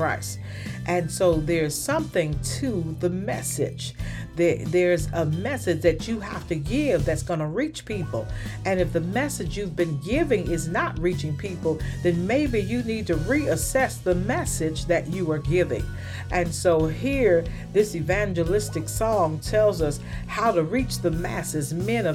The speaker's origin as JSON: {"language": "English", "town": "Birmingham", "region": "Alabama", "country": "United States", "tie": "born or raised there", "said": "I grew up in Birmingham, Alabama"}